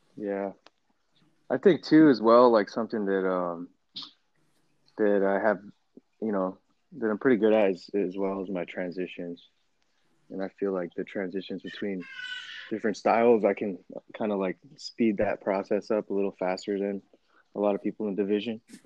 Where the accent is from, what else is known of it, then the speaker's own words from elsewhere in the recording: Temecula, California, United States; also born or lived in Torrance, California / Arizona; I was born in Torrance, California, but then we moved over to Temecula when I was probably like kindergarten, and then I've been there since